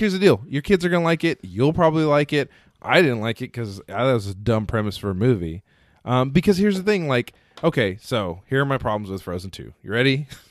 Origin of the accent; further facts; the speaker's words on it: Texas, United States; I'm from Texas